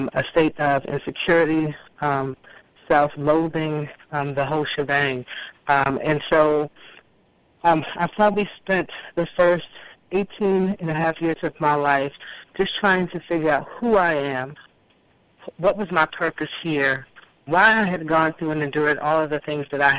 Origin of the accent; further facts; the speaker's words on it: Washington, District of Columbia, United States; I was born in Washington, D.C., actually in the Southeast. My family lives in the Southeast. I grew up with three siblings